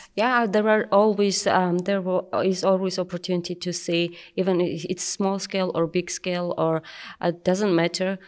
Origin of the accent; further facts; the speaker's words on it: Georgia; I'm from Georgia, and um, I directly do farming. I do have vineyards